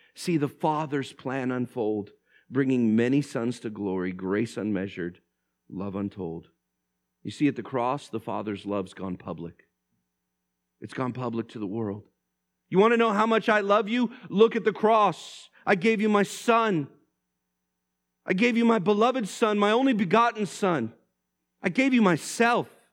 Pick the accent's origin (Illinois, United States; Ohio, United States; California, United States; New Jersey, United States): California, United States; Vallejo; I grew up in Vallejo